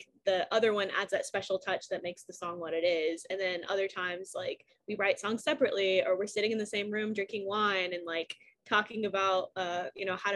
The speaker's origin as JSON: {"language": "English", "region": "Texas", "country": "United States", "tie": "born or raised there", "moved": "yes", "lives_now": "Nashville, United States", "said": "growing up in Texas"}